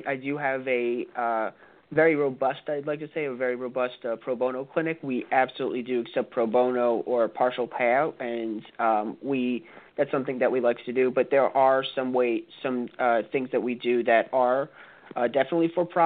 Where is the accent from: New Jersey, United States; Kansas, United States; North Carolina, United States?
New Jersey, United States; my home state, New Jersey